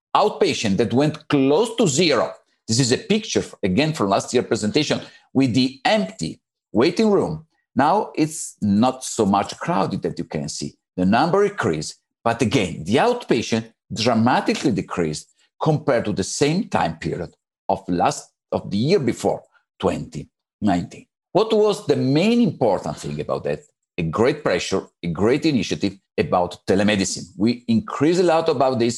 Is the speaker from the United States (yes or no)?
no; Italy; from Italy. I work in Galeazzi in Milan Istituto Ortopedico